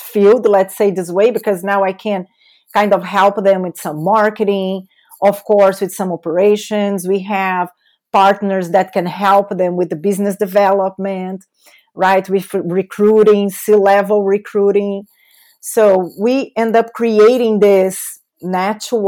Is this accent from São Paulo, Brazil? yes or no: yes; São Paulo, Brazil; accent: Brazilian; English is a second language; moved away; That's my beautiful accent is coming from Brazil. So I was born and raised in São Paulo, big city in Brazil, the biggest city in Brazil.